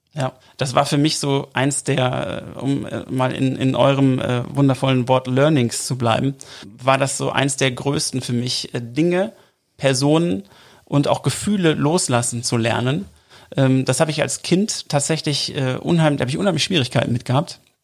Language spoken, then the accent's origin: German; Oberhausen, North Rhine-Westphalia, Germany; ich komme übrigens aus Oberhausen